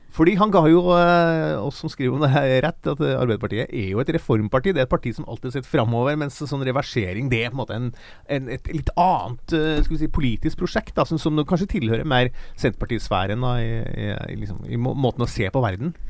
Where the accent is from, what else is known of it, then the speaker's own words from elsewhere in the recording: Sørlandet, Southern Norway, Norway; jeg kommer fra Sørlandet